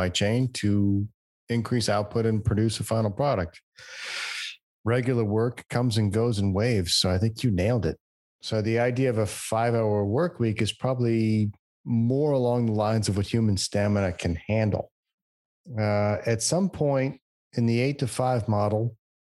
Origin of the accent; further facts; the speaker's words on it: United States; as an American